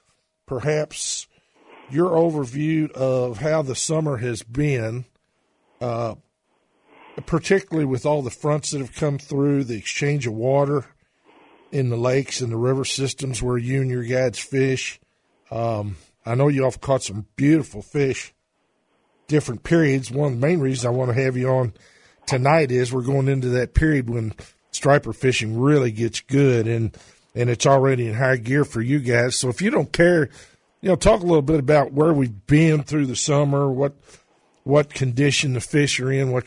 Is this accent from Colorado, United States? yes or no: no; St. Matthews, Kentucky, United States; born or raised there